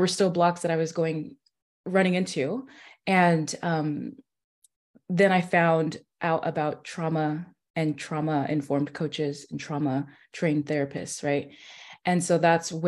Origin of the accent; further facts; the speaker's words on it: California, United States; moved away as an adult; now in Nashville, United States; I am in Nashville, Tennessee, but I'm from California. So I've lived there, grew up there from 5 and up